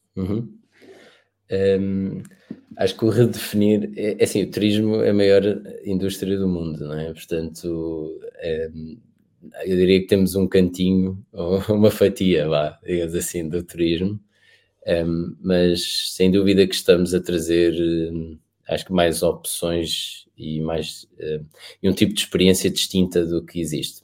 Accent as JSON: {"language": "Portuguese", "country": "Portugal"}